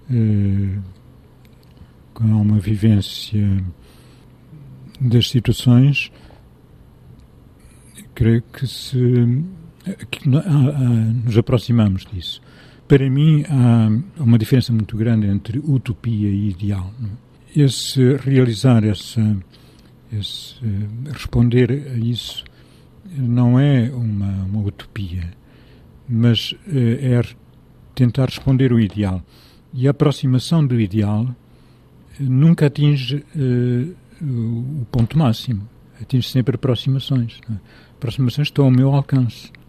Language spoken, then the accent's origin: Portuguese; Leiria, Leiria District, Portugal; born there; also born or lived in Lisbon; now in Mértola, Portugal; nasci em Liria, vivi no norte de Portugal, vivi em Lisboa